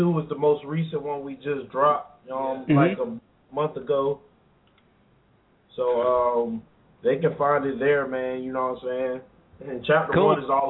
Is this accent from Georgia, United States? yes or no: yes; Glynn County, Georgia, United States; representing Glenn County, Georgia.